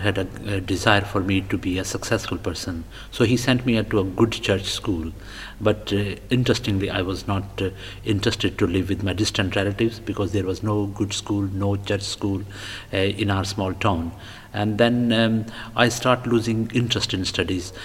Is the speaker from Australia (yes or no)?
no; Punjab, Pakistan; moved away as an adult; also born or lived in Lahore; now in London, United Kingdom; I was born and brought up in Pakistan